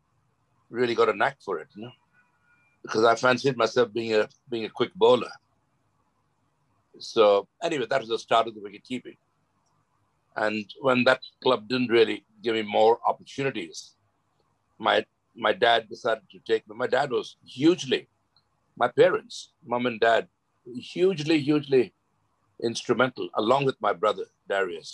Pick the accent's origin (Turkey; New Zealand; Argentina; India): India; Mumbai, Maharashtra; moved away as an adult; also born or lived in Lancashire; I was born in Dadar Parsi Colony, and played for the local Dadar Parsi Colony Cricket Club